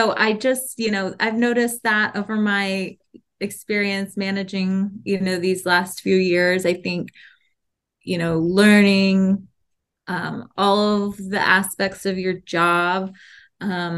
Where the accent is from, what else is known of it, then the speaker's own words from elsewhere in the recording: Georgetown, Texas, United States; also born or lived in New York; I am from Georgetown, Texas, which is basically Austin, Texas.